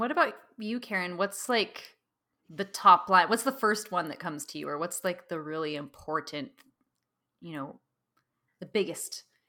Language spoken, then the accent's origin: English; Pacific Northwest, United States; now in San Francisco, United States; I grew up in the Pacific Northwest